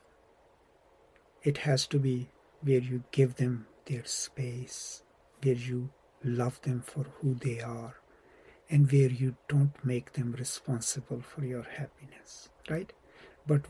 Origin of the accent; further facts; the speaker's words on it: Pakistan; now in United States; I'm from Pakistan